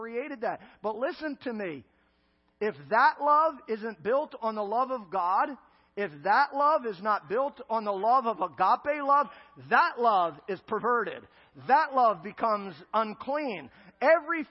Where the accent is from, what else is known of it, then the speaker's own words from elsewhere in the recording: Philadelphia, Pennsylvania, United States; moved away; I'm from the Philadelphia area of Pennsylvania